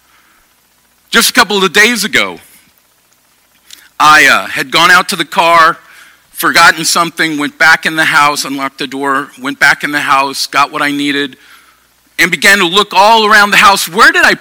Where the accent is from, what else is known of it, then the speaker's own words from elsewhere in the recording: Sacramento, California, United States; moved away as an adult; also born or lived in Portland, Oregon / Grass Valley, California / Eugene, Oregon; I grew up in Sacramento. I grew up in South Sacramento.